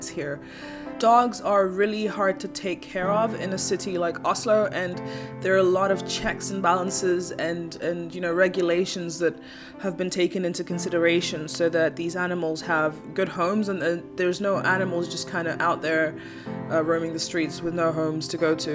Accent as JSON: {"language": "English", "country": "Kenya", "tie": "born or raised there", "moved": "yes"}